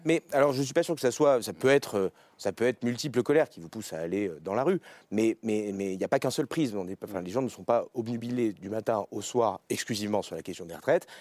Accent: Beauce, Centre-Val de Loire, France; je viens de Beauce

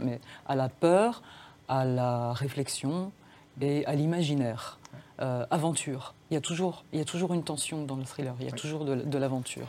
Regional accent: Dijon, Bourgogne-Franche-Comté, France; first language Serbian; French is a second language; also born or lived in Serbia; j'ai vécu à Dijon. Je vivais à Dijon, je suis née en France. Euh, je passais deux mois par an en Serbie

